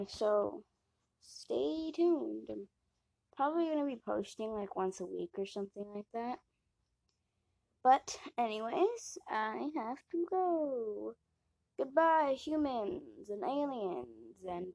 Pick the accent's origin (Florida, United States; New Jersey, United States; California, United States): Florida, United States; I'm from Florida